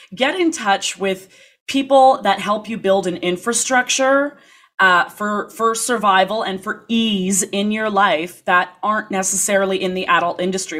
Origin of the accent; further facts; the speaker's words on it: Toronto, Ontario, Canada; moved away as an adult; also born or lived in New York, United States; growing up in Toronto